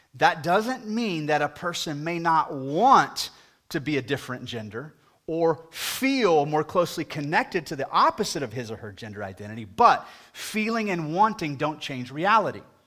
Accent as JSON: {"language": "English", "country": "United States", "said": "as an American"}